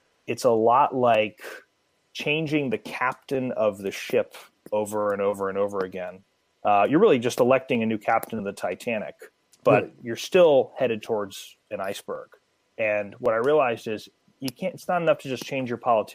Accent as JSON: {"language": "English", "region": "Connecticut", "country": "United States", "tie": "born or raised there", "moved": "as an adult", "lives_now": "Florida, United States", "said": "I grew up in the heart of darkness in Connecticut"}